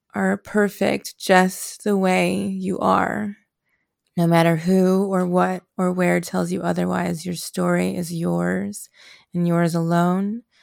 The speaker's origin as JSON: {"language": "English", "town": "Chicago", "region": "Illinois", "country": "United States", "tie": "born or raised there", "said": "I was born in Chicago, Illinois in nineteen ninety"}